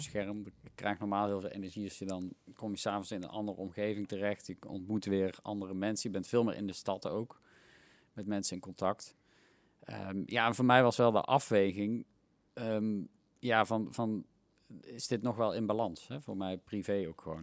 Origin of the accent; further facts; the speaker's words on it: Helmond, North Brabant, Netherlands; moved away as an adult; also born or lived in Tilburg; now in Eindhoven, Netherlands; want Helmond is waar ik ben opgegroeid